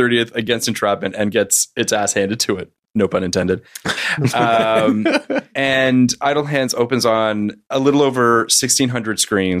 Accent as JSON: {"language": "English", "country": "Canada", "said": "I'm Canadian."}